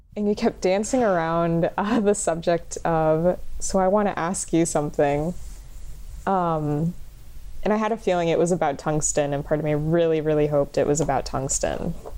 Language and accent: English; Kissimmee, Florida, United States; I am a filmmaker from Kissimmee, Florida